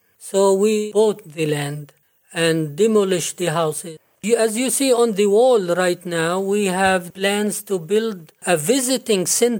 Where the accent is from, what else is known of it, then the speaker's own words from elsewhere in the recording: Jerusalem, Palestine; now in United States; Well, I am from Jerusalem, and this is a holy place and a historical place.